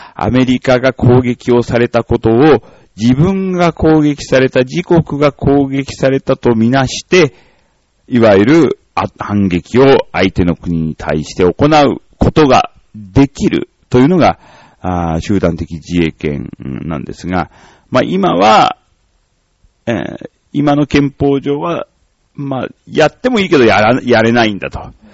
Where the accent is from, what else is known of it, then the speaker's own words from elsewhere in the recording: Nichinan, Miyazaki, Japan; moved away; 小学校も私はその県南の方の、まあ宮崎の 日南市っていうところなんですが、まあそこの小学校出てる